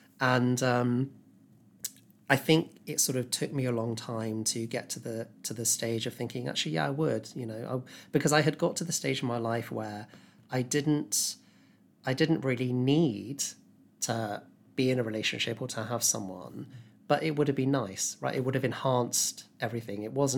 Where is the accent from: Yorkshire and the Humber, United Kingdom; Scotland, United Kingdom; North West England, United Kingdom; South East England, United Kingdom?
South East England, United Kingdom; Epsom; moved away as an adult; now in London, United Kingdom; I grew up in Epsom in Surrey. Yeah, so not far from you.